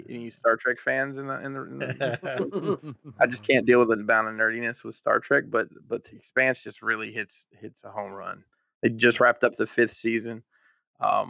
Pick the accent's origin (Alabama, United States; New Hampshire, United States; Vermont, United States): Alabama, United States; Huntsville; moved away as an adult; now in Maryland, United States; I'm from Huntsville, Alabama